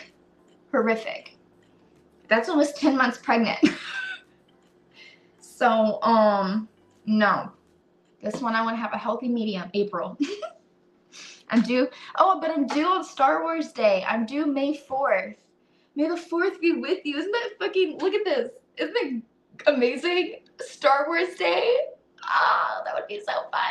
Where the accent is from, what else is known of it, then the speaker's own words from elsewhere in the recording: United States; as an American